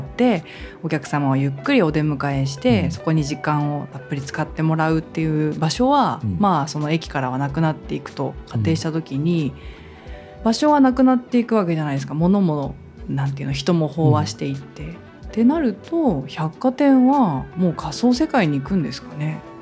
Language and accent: Japanese; Nakatsu, Oita, Japan; moved away as an adult; now in Tokyo, Japan; うちの地元はデパートなんかなかったですからね